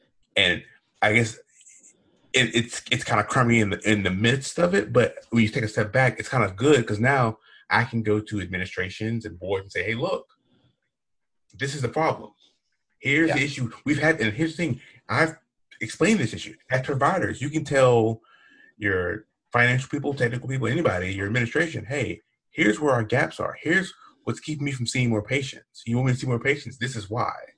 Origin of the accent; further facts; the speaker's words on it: Southeast, United States; I am from the Southeast